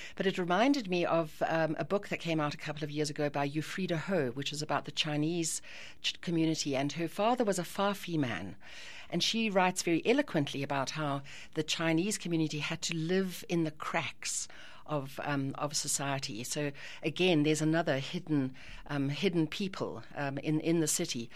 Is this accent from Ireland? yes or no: yes; Ireland; as an Irish person